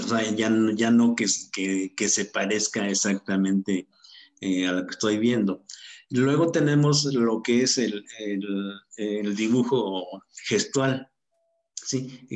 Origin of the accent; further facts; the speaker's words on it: Salvatierra, Guanajuato, Mexico; also born or lived in Mexico City; now in Toluca, Mexico; soy originario de Salvatierra, Guanajuato. Hace muchos años que estoy viviendo ya aquí en Toluca, o sea, digamos que soy más mexiquense que guanajuatense